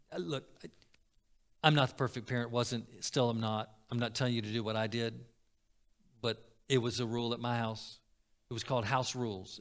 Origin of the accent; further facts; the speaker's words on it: Florida, United States; Growing up in Florida